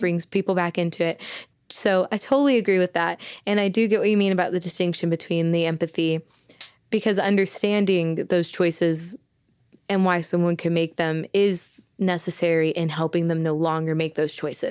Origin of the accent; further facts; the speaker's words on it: Southeastern Oklahoma, United States; I was born and raised in Southeastern Oklahoma